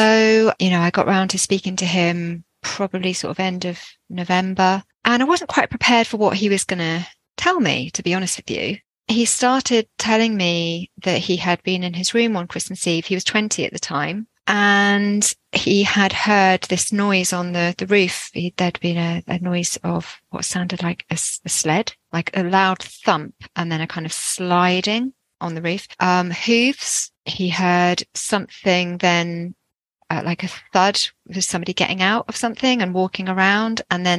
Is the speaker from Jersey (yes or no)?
yes; Jersey; And I'm actually from Jersey, which you probably can't tell from my accent.